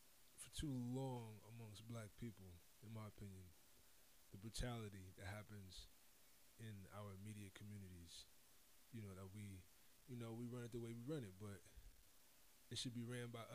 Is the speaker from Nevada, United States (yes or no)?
yes; Las Vegas, Nevada, United States; moved away; I'm from Las Vegas